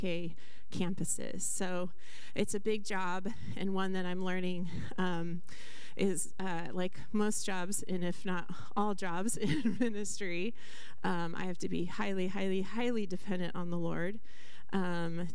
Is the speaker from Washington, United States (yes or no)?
yes; Skagit County, Washington, United States; I grew up in Skagit County